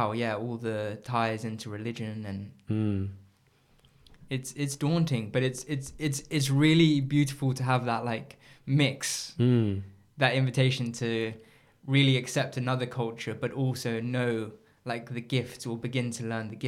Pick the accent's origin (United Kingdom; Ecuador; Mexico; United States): Ecuador; born there; because my background is, both my parents are English, but I was born in Ecuador.